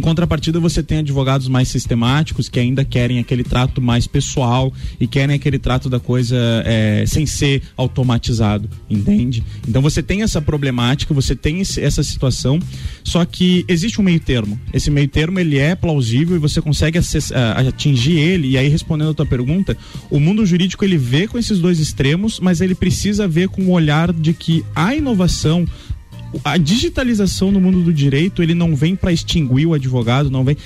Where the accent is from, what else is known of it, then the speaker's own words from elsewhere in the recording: Lages, Santa Catarina, Brazil; moved away; na minha cidade natal